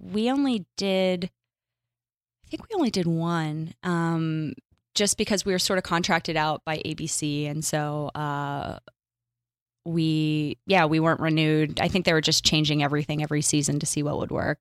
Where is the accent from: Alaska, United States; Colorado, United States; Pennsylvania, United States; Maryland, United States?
Pennsylvania, United States; Pittsburgh; moved away as an adult; also born or lived in New York; now in Los Angeles, United States; I'm from Pittsburgh